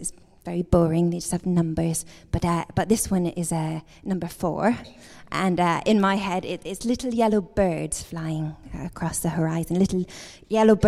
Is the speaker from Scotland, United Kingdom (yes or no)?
yes; Edinburgh, Scotland, United Kingdom; I'm from Edinburgh, Scotland